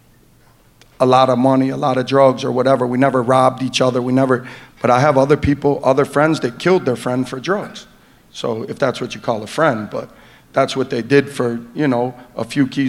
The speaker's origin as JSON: {"language": "English", "town": "Detroit", "region": "Michigan", "country": "United States", "tie": "born or raised there", "said": "we're from the east side of Detroit"}